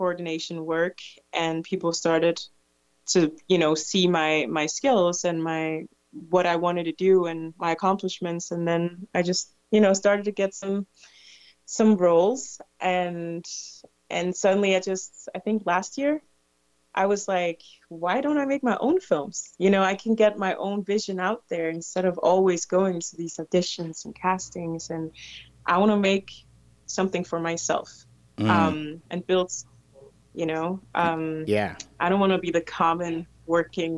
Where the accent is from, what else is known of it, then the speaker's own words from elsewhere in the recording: Denmark; also born or lived in Ivory Coast; I came to Denmark from Ivory Coast when I was 5